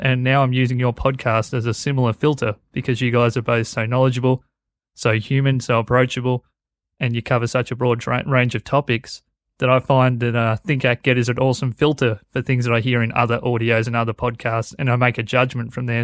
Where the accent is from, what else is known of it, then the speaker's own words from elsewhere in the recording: Australia; I am Australian